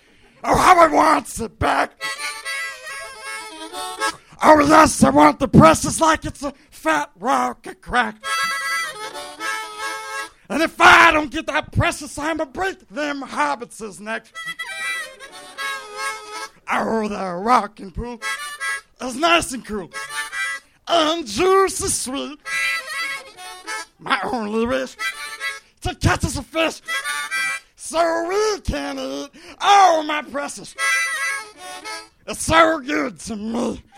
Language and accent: English; Bakersfield, California, United States; I am from Bakersfield, California.